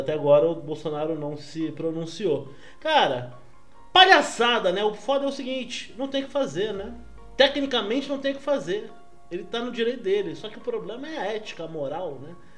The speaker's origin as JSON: {"language": "Portuguese", "country": "Brazil", "said": "eu sou brasileiro"}